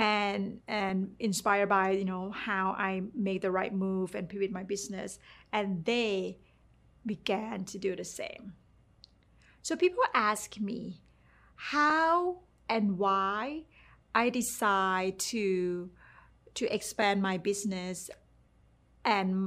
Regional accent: Thailand; English is a second language; moved away; while growing up in Thailand, I got a really good paid job

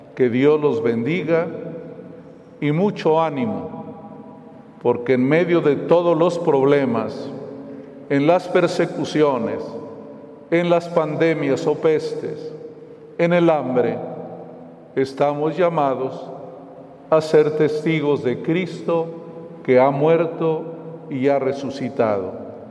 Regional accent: Mexico; nuestro país

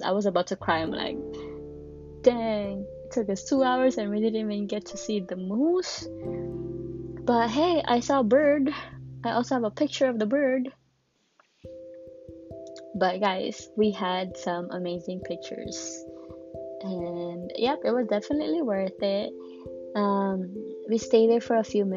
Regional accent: Miami, Florida, United States; I grew up here in Miami, where not a lot of people are very friendly

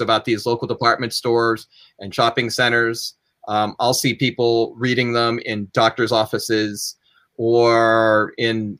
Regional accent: Johnstown, Pennsylvania, United States; the Glosser Brothers department store in my hometown. And at the time, I was working a day job, right, in a building downtown, in downtown Johnstown

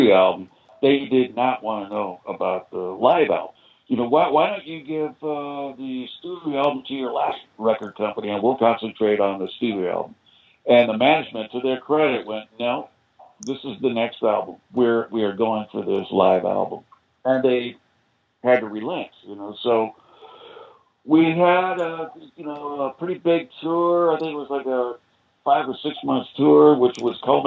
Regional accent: United States; moved away; I'm American.

